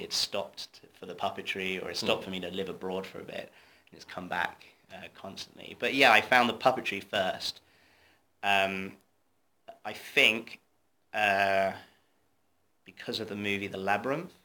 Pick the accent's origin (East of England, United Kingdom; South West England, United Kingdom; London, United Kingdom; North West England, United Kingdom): South West England, United Kingdom; Torquay; I'm from Devon. I'm from Torquay, middle of nowhere.